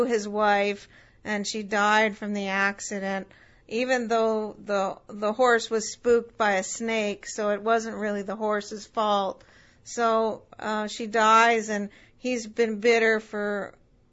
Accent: Winnipeg, Manitoba, Canada; also born or lived in Nova Scotia; I was born in Nova Scotia. And I was raised in Winnipeg for most of my life

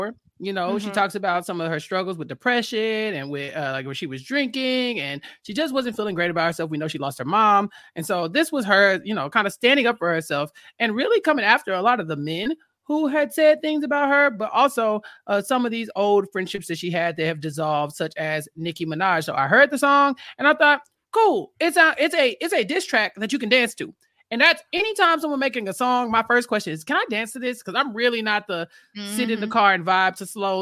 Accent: Houston, Texas, United States; I'm from Houston. She went to the same college I went

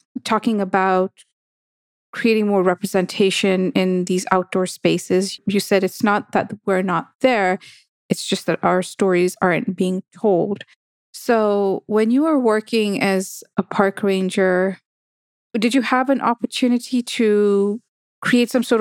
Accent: Kenya; it's Kenyan and I'm from Kenya

